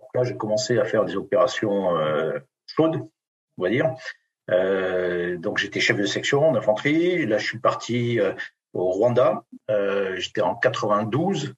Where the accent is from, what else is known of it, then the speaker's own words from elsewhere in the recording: Béarn, Nouvelle-Aquitaine, France; je suis né dans une ferme du Béarn